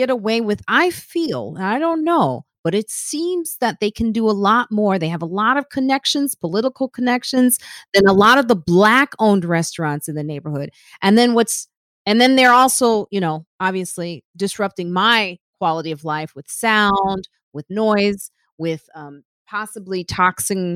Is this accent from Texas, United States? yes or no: no; suburbs of Chicago, Illinois, United States; also born or lived in Highland Park / Park Forest; now in Harlem, New York, United States; I grew up in Highland Park, and then I grew up, and then I grew up in the South suburbs like Park Forest